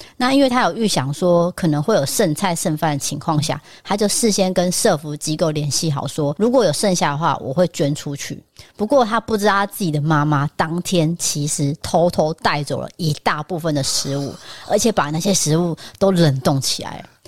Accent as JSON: {"language": "Chinese", "country": "Taiwan", "said": "但是我们台湾人就可能不是啊"}